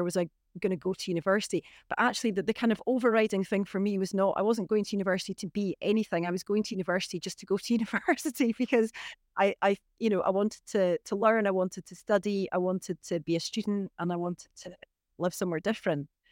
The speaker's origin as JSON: {"language": "English", "town": "Inverness", "region": "Scotland", "country": "United Kingdom", "tie": "born or raised there", "also_born_or_lived": "Beauly", "said": "I'm from Inverness. I was born and brought up, you know, in the, in the town of Inverness, really."}